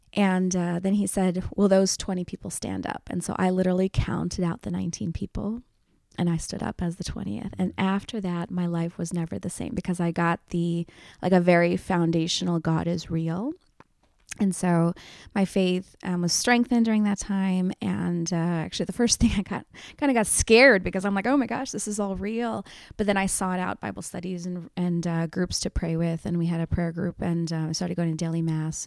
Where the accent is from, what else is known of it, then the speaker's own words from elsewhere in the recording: Philadelphia, Pennsylvania, United States; I was born and raised in Philadelphia. My parents came from India in the seventies.